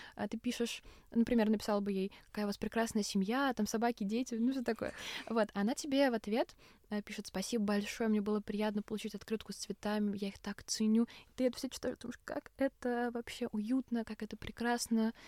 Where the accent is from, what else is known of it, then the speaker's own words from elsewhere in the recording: Russia; я из России